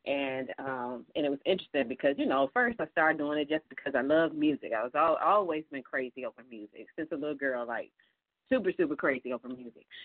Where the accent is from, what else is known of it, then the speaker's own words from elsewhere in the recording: Detroit, Michigan, United States; moved away as an adult; also born or lived in Kalamazoo, Michigan; now in Atlanta, United States; I'm a born and raised in Detroit, so I am a Detroit gal.